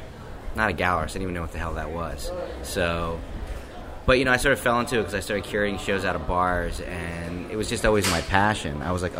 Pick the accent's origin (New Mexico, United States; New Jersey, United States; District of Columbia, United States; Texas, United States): New Jersey, United States; But I am from Jersey, born and raised, and I've had a relationship with Jersey City on and off for 25 years.